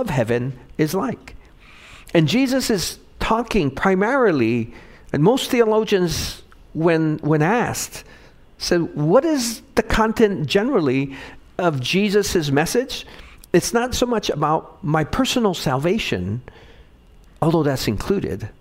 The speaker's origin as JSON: {"language": "English", "region": "Hawaii", "country": "United States", "tie": "born or raised there", "said": "Growing up in Hawaii"}